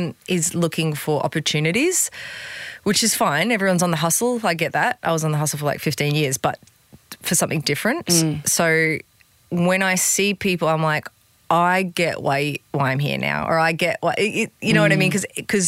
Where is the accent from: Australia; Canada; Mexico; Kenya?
Australia; Gold Coast, Queensland; I'm just from the Gold Coast